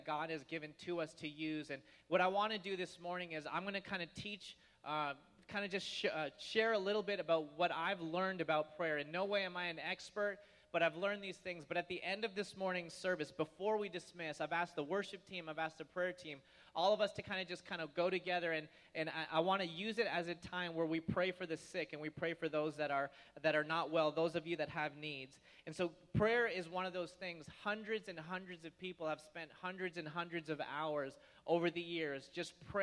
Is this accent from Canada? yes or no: yes; Toronto, Ontario, Canada; now in United States; Toronto, my dad would take me to the International Air Show